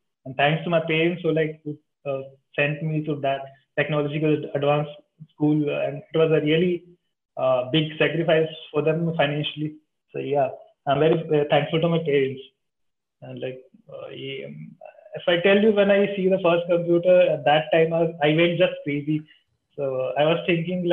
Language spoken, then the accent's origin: English; India; from India